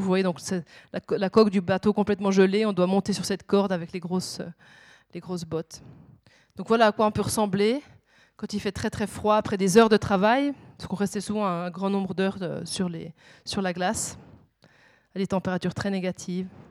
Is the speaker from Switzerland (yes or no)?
yes; Switzerland; je suis suisse